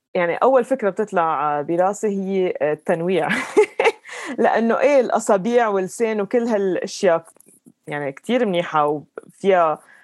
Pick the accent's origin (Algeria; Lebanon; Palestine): Lebanon; moved away as an adult; also born or lived in London, United Kingdom / Dubai, United Arab Emirates; now in Colorado, United States; انا لبنانيه ربيت بلبنان